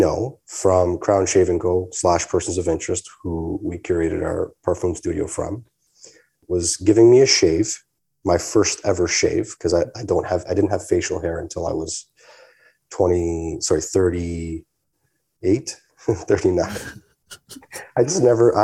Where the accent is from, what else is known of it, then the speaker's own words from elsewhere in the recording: Canada; I'm Canadian